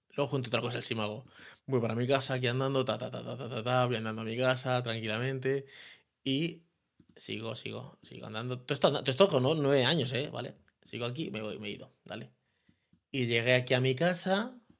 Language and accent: Spanish; Leganés, Community of Madrid, Spain; soy de San Nicasio puro y duro